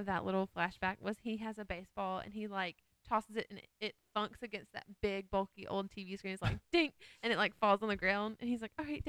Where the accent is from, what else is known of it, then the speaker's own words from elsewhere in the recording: Alabama, United States; we're from Alabama.